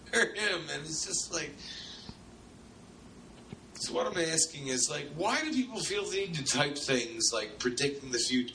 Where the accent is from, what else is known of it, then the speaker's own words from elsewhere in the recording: Massachusetts, United States; moved away; my home state of Massachusetts